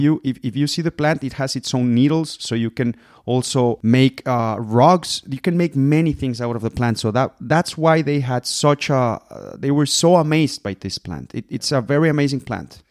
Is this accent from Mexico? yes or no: yes; Guadalajara, Jalisco, Mexico; moved away as an adult; also born or lived in Puerto Vallarta; now in Germany; I was born in Puerto Vallarta, where I come from. I was raised in Guadalajara. That's tequila land. I live in Germany since 2014